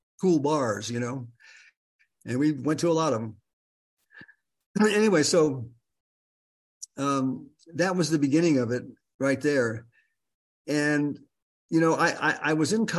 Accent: Los Angeles, California, United States; also born or lived in Michigan / Venice, California; I'm from Michigan originally, and I was raised in the San Fernando Valley.

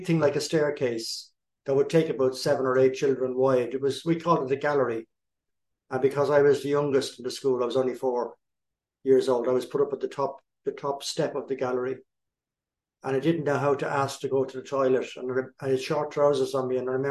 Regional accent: East Coast, Ireland; I was born and raised in Ireland on the East Coast.

